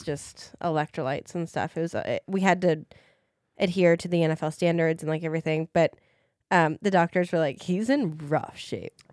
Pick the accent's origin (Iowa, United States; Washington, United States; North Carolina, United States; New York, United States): Iowa, United States; Des Moines; I am from Des Moines, Iowa